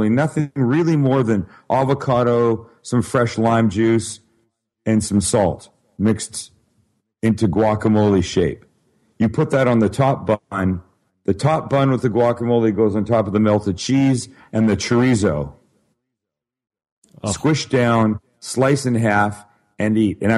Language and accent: English; Vancouver, British Columbia, Canada; moved away; I'm from Vancouver, Canada, originally